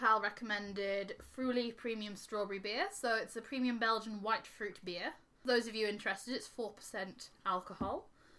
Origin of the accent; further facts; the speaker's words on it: Yorkshire and the Humber, United Kingdom; now in Glasgow, United Kingdom; I'm from Yorkshire